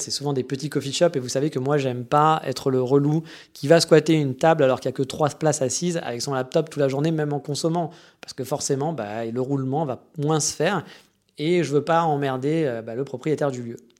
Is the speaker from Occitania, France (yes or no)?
no; Paris, Île-de-France, France; now in Japan; En tant que Parisien, bon Parisien que je suis